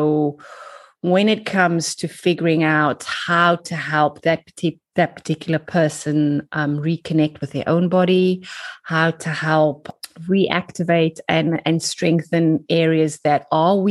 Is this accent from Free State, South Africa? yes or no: no; Cape Town, Western Cape, South Africa; moved away as an adult; now in London, United Kingdom; I am from South Africa, from Cape Town. You can probably tell by my accent. I emigrated when I was 25